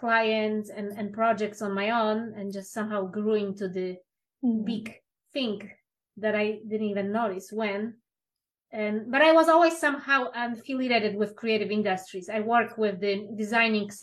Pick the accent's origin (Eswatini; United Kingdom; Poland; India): Poland; now in United States; I'm originally from Poland